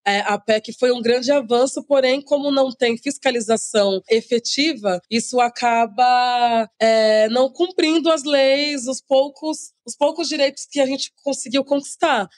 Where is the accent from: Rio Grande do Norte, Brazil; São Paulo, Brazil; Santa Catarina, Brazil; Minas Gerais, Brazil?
São Paulo, Brazil; Santos; eu nasci em Santos, né, lá no litoral de São Paulo. Morei quase que é boa parte da minha vida lá